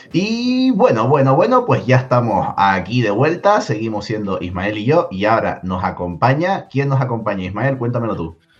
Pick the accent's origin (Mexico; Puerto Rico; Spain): Spain; Tenerife, Canary Islands; moved away; Yo me vuelvo a mi tierra, a Tenerife, a descansar